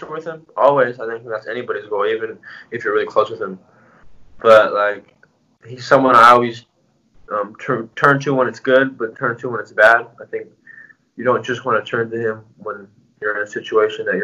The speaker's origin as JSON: {"language": "English", "country": "United States", "tie": "born or raised there", "said": "I'm Mexican American, born in the U.S. Both families are from Mexico."}